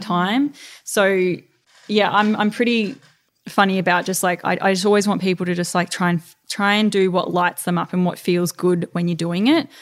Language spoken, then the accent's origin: English; Melbourne, Victoria, Australia; moved away; It's good to be back in my hometown